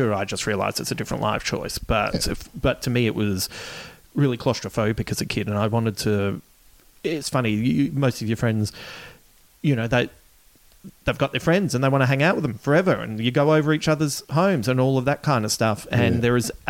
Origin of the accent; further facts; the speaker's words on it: Adelaide, South Australia, Australia; I loved where I grew up in Adelaide in West Croydon